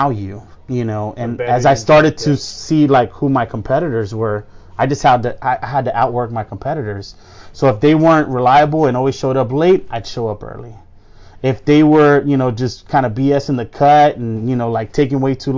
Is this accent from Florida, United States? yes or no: yes; Miami, Florida, United States; we grew up in Miami